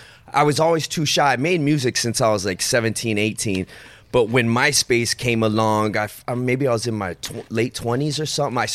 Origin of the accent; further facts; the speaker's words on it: Tucson, Arizona, United States; I'm from Tucson, Arizona